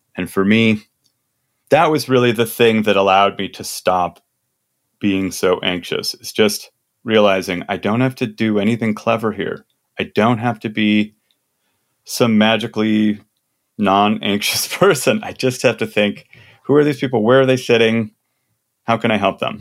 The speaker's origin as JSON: {"language": "English", "region": "Midwest", "country": "United States", "said": "I'm from the Midwest."}